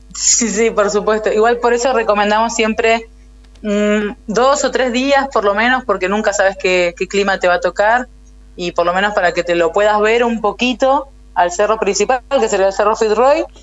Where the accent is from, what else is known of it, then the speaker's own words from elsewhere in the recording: El Chaltén, Santa Cruz, Argentina; also born or lived in Río Gallegos, Argentina; En el año 95, cuando yo tenía 7 años, nos vinimos con mi familia a vivir al Chaltén